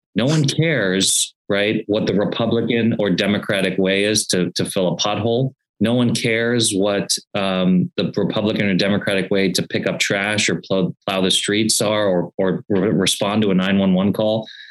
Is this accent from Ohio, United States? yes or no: yes; Beavercreek, Ohio, United States; now in Cincinnati, United States; I was born and raised in Beaver Creek, Ohio.